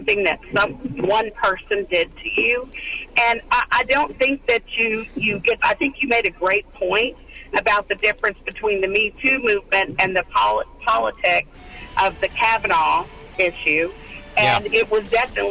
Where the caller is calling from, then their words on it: Dallas, Texas, United States; I'm calling from Dallas. I live in a suburb.